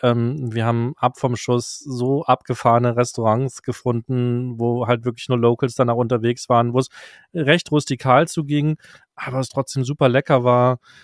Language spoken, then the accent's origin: German; Germany; für mich als Deutscher